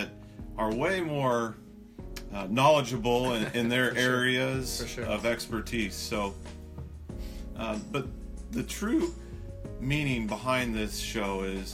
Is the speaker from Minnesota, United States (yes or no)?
no; Missouri, United States; also born or lived in Loma Linda, California; my parents quickly moved to the Midwest due to my dad needing a job